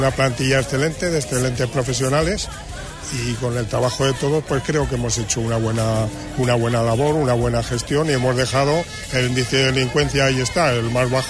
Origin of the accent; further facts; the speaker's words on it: Aragon, Spain; moved away as an adult; also born or lived in Huelva; En Aragón, en mi tierra, efectivamente.